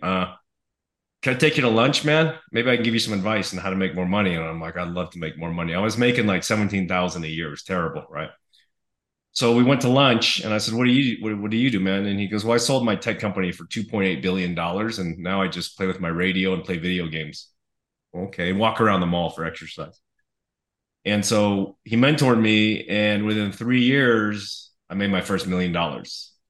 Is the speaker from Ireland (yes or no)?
no; Los Angeles, California, United States; I was born in Los Angeles, uh, California, to uh, immigrant parents